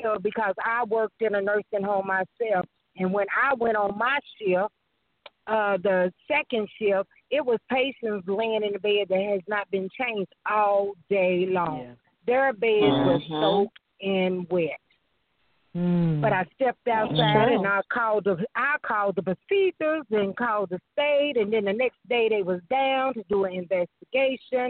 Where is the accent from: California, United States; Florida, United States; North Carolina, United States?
North Carolina, United States; Troutman; also born or lived in Statesville, North Carolina; I was born and raised in Troutman